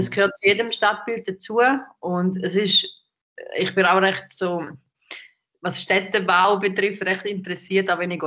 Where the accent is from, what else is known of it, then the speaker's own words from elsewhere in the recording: St. Gallen, Switzerland; now in Zürich, Switzerland; ich bin nicht da aufgewachsen. Ich komme aus St. Gallen ursprünglich